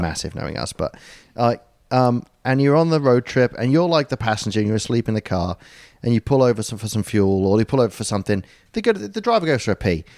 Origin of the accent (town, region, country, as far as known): United Kingdom